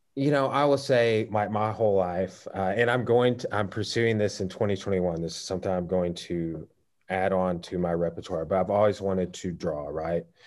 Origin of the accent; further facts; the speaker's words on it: Clarksville, Arkansas, United States; I grew up in Clarksville, so just just down the road from Russellville